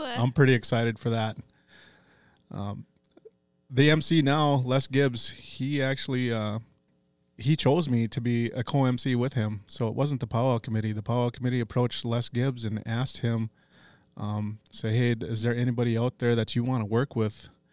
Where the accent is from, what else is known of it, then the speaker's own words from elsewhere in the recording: Brookston, Minnesota, United States; also born or lived in Duluth, Minnesota / White Earth Reservation, Minnesota / Cloquet, Minnesota; I'm, uh, born and raised in Brookston once I come to Fond du Lac, and I call that place home